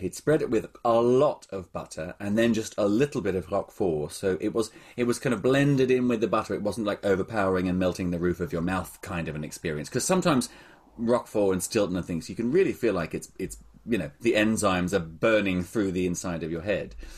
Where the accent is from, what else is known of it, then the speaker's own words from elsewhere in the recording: Australia; moved away; I grew up in Australia